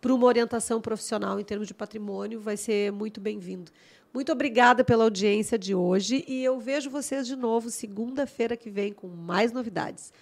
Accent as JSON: {"language": "Portuguese", "town": "Porto Alegre", "region": "Rio Grande do Sul", "country": "Brazil", "tie": "born or raised there", "also_born_or_lived": "Santo Ângelo, Brazil", "said": "eu não nasci em Porto Alegre, vim eu, assim, nasci numa cidade do interior e acabei vivendo até os meus 10 anos numa outra cidade, que é Santo Ângelo, que é lá das Missões. E vim para Porto Alegre pequena"}